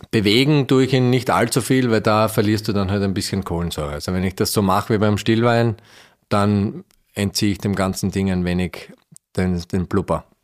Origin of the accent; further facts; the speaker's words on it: Styria, Austria; ich bin, ich bin ein Steirer, so wie du.